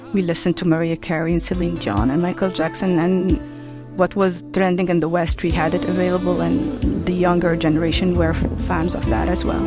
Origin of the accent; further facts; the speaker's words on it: Tunisia; my city where I was born in Tunisia